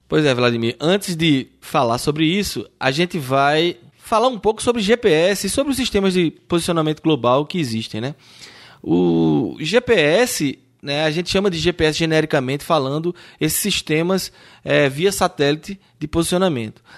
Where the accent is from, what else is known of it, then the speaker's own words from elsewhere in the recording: Brazil; nós que somos brasileiros